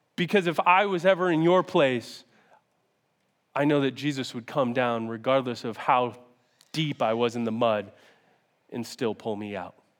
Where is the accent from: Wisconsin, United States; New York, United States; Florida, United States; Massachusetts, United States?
New York, United States; Syracuse; moved away as an adult; now in Rochester, United States; I grew up in Syracuse, and I got recruited to come play football here in Rochester